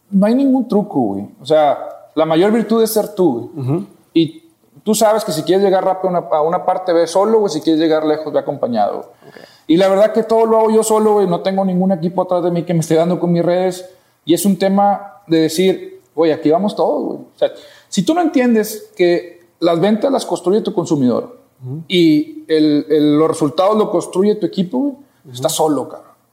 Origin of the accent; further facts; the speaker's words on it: Monterrey, Nuevo León, Mexico; Sí, yo soy de aquí de Monterrey.